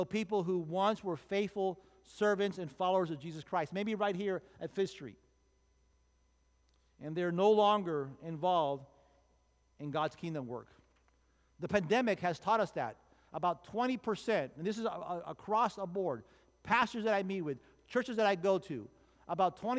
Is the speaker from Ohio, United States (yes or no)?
no; Miami, Florida, United States; I was born and raised in Miami